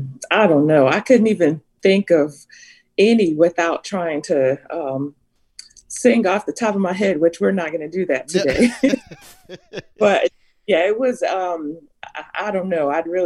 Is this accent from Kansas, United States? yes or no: no; Bloomfield, Connecticut, United States; moved away as an adult; also born or lived in Hartford, Connecticut; I am originally from Hartford, Connecticut. Grew up in a small town in a suburb of Hartford called Bloomfield, Connecticut. Been there pretty much until my husband and I were married.